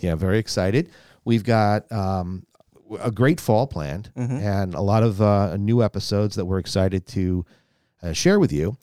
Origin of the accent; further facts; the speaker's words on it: United States; we as American citizens